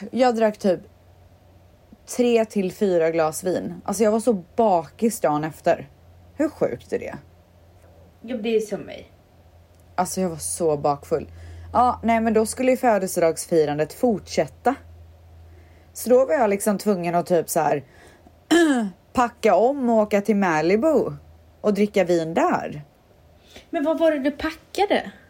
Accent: Stockholm, Stockholm County, Sweden; born there; I Stockholm är jag född där har jag min

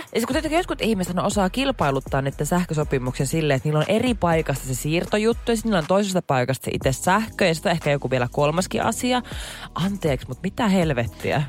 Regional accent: Jyväskylä, Central Finland, Finland; kun mä oon Jyväskylästä

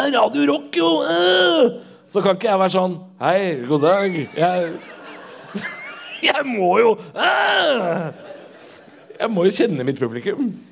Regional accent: Drammen, Buskerud, Norway; Jeg er jo fra Drammen.

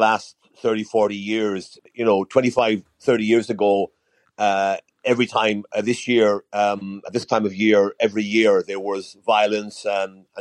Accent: Ireland; also born or lived in Dublin; as an Irishman

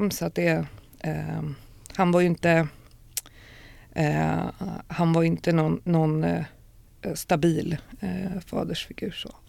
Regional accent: Stockholm, Stockholm County, Sweden; moved away; also born or lived in Rinkeby; när jag var fyra så flyttade vi till Östberga. Mm. Eh, och där är jag sen uppvuxen och gått i skolan

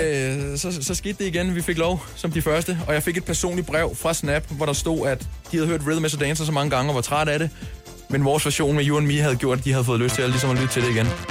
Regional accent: Køge, Zealand, Denmark; jeg er fra Køge, han er fra Skensved, og øhm, jeg mødte ham, da jeg var meget ung

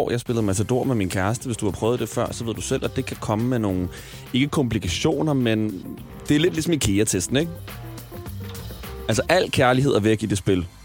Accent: Copenhagen, Capital Region of Denmark, Denmark; Jeg er fra København.

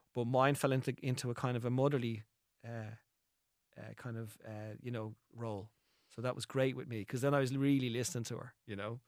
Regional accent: Ireland; as Irish people

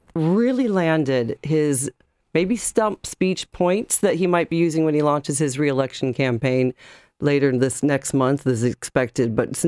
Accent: United States; also born or lived in Farmland, Indiana; now in Ireland; As an American

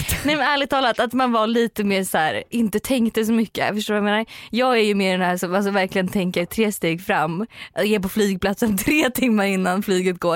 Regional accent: Norrköping, Östergötland, Sweden; moved away; varit i Norrköping, där jag kommer ifrån

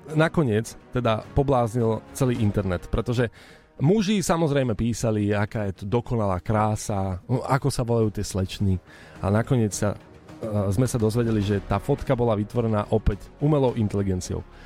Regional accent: eastern Slovakia, Slovakia; som z východu

